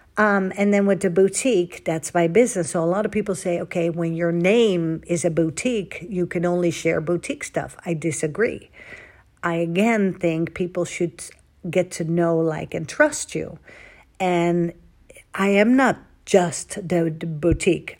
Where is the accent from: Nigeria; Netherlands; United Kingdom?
Netherlands; moved away as an adult; now in Dallas, United States; I was born and raised in Holland for twenty-six years.